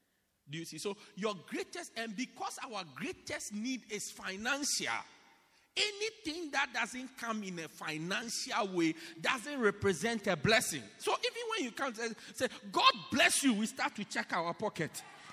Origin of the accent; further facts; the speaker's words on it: Pietermaritzburg, KwaZulu-Natal, South Africa; oh, as for me, I come from Pietermaritzburg.